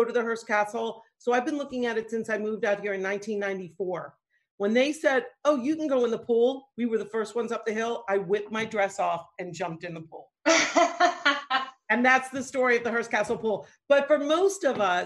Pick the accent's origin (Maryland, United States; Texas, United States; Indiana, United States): Maryland, United States; D.C.; moved away; also born or lived in Pennsylvania / New York; I grew up in right outside of Washington, D.C. And the D.C. line ran through my house.